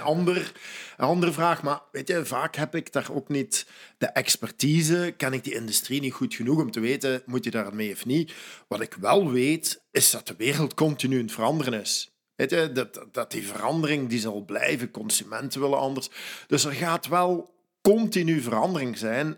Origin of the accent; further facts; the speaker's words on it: Belgian Limburg, Flanders, Belgium; moved away; ik ben van Limburg, Belgisch Limburg afkomstig